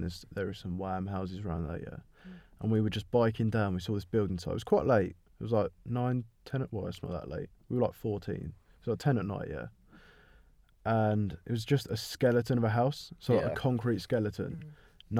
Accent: United Kingdom; As a Brit

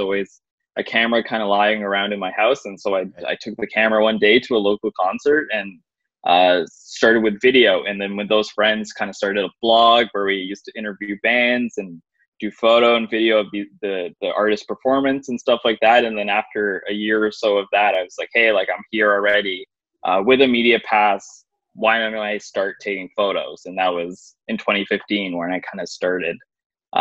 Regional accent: Brampton, Ontario, Canada; I'm from Brampton

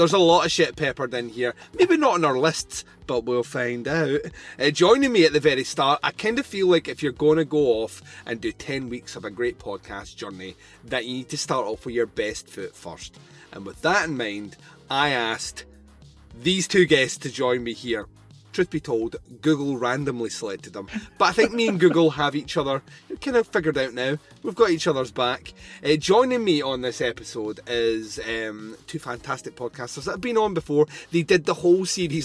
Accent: Scotland, United Kingdom; I'm Scottish

